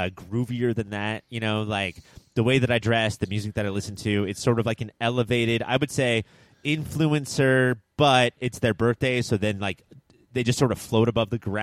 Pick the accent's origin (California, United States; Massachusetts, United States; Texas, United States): California, United States; Southern; we're all from Southern California where there is no, like, winter or spring or anything.